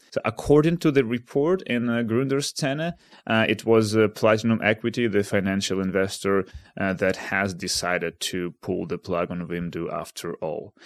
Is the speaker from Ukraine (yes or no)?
yes; Kharkiv, Kharkiv Oblast, Ukraine; now in Amsterdam, Netherlands; I'm in my hometown of Kharkiv